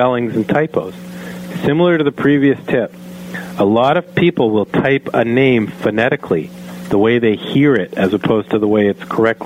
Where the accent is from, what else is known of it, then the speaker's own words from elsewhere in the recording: Canada; I am a Canadian